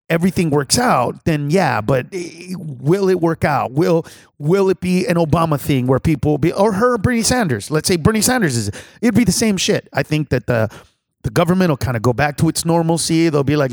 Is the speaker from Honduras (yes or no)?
yes; Honduras; now in United States; I'm from Honduras